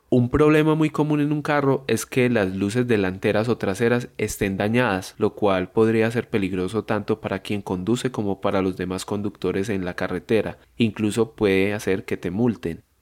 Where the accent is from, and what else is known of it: Colombia